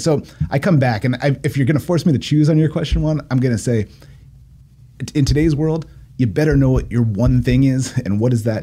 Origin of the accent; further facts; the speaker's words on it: Poway, California, United States; also born or lived in Encinitas, California; I lived there as a little kid, and then we moved, and then I moved back